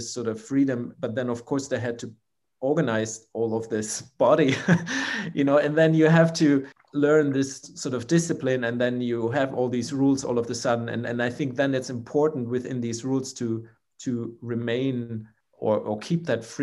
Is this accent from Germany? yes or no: yes; Germany; the company in my hometown